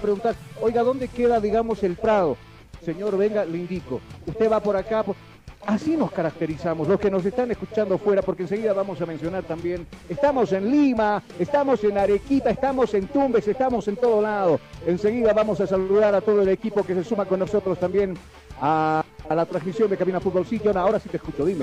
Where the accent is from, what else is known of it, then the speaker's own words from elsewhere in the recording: Bolivia; los bolivianos nosotros siempre hemos sido cordiales